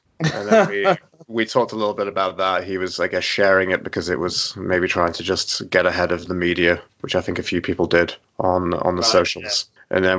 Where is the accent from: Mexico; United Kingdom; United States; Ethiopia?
United Kingdom; Sheffield, Yorkshire and the Humber; born or raised there; moved away as an adult; now in Canada